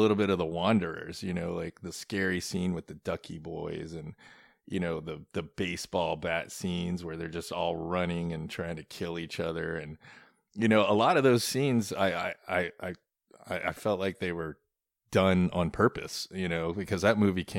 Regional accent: the South, United States; I'd have to say, growing up in the South, you know, like I said, as a kid, you know, everybody was...

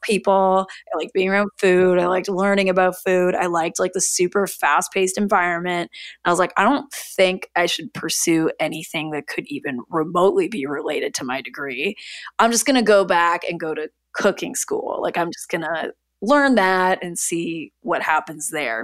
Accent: Niagara region, Ontario, Canada; also born or lived in Toronto; I grew up in the Niagara region of Ontario, so, like, near Niagara Falls

